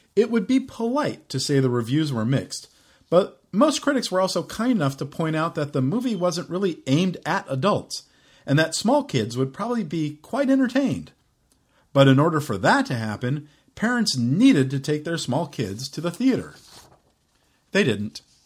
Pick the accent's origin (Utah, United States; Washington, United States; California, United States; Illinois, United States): California, United States; Los Angeles; when I was a smaller lad growing up in Los Angeles in the mid to late nineteen seventies